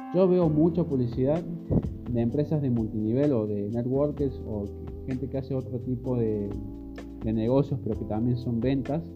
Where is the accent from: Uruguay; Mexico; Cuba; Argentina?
Argentina; Córdoba; yo soy de Córdoba, Argentina